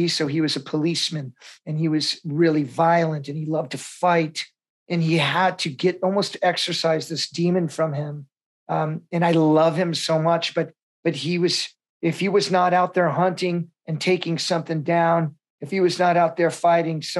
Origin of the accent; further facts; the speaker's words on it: Vietnam; born there; It felt like it was my real homecoming. I was born in Vietnam.